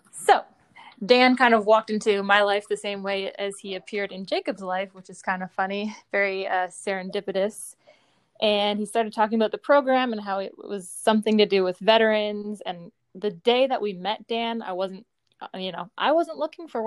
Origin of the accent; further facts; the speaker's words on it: Newfoundland and Labrador, Canada; also born or lived in Eastern Canada; Short answer: I'm from Newfoundland, Canada. Long answer: I'm from all over Eastern Canada with my parents who were both in the Canadian Air Force.